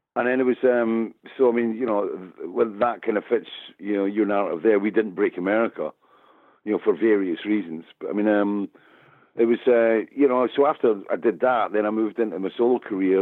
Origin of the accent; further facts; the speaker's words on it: Scotland, United Kingdom; I'm Scottish, I'm a storyteller